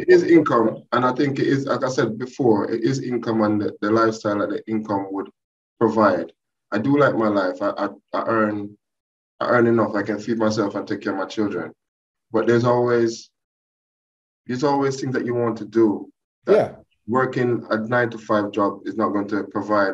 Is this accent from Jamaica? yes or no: yes; Jamaica; moved away as an adult; now in United Kingdom; my background is I'm Jamaican. Uh, I've been in this country now about uh, 20 years. I came here to do my master's